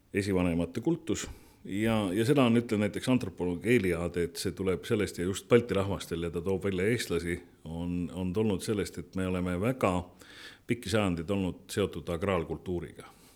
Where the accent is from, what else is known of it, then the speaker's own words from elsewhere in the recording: Estonia; ma olen, ma olen eestlane, ma olen, ma olen selle rahvuse esindaja